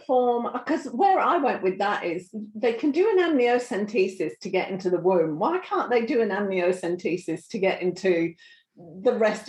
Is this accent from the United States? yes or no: no; Australia; being Australian